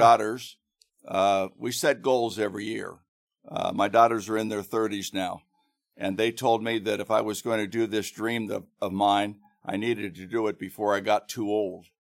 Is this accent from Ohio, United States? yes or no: yes; Grandview, Ohio, United States; also born or lived in Thailand; now in Hilliard, United States; When I was growing up in Grandview, um, and was in high school